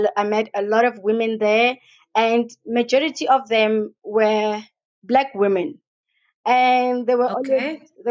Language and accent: English; Rustenburg, North West, South Africa; also born or lived in Hebron, Pretoria; I am from Hebron. It's a location in Pretoria. I grew up in Rustenburg